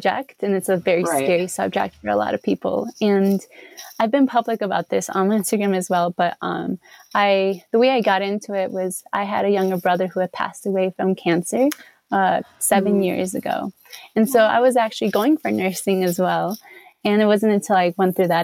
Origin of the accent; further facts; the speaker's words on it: Chicago, Illinois, United States; moved away as an adult; now in Colorado Springs, United States; I grew up here in Chicago in America